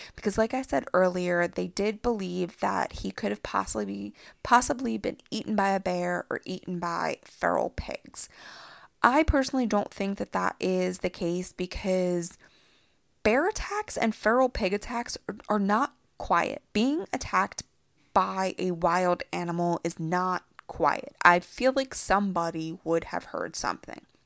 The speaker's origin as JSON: {"language": "English", "region": "Pennsylvania", "country": "United States", "moved": "yes", "said": "I'm originally from Pennsylvania"}